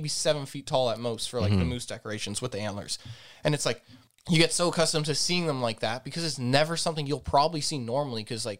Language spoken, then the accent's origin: English; Azores, Portugal; I went to Portugal. I went to the island because I'm from the Azores.